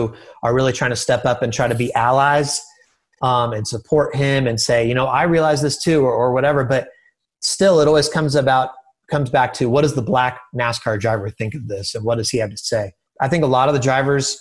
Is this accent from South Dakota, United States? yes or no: no; California, United States; moved away; also born or lived in Delaware; I grew up in California